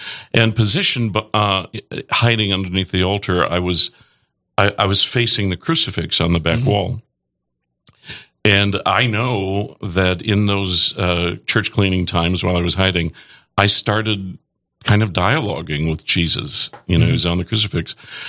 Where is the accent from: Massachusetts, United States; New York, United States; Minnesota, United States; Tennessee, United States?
Minnesota, United States; Felton; I was born and raised in Felton, Minnesota, which is in the Diocese of Crookston. The population was very small town on Highway 9.